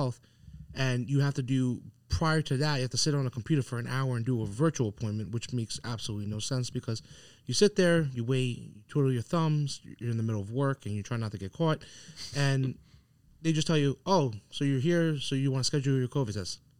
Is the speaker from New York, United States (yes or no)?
yes; Long Island, New York, United States; But from where I'm from Long Island, I just feel like it's a little bit ass backwards.